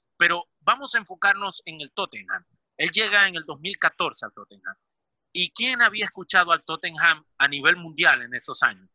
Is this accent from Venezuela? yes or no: yes; Venezuela; now in Milan, Italy; soy venezolano